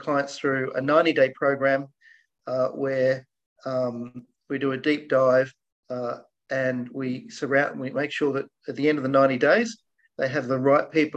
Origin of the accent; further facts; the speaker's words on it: Australia; So my parents are Scottish. They immigrated to Australia. I'm an Aussie. And they were small business owners. And I grew up going to school working in their businesses.